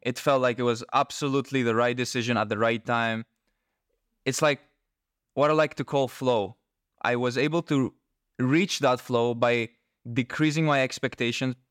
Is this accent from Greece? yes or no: yes; Greece; I am from Greece.